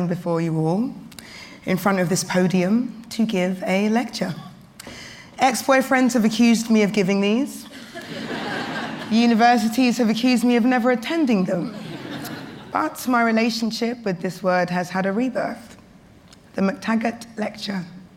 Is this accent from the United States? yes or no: no; London, United Kingdom; I was born and raised in London, the square mile, sometimes considered Tower Hamlets, sometimes considered City of London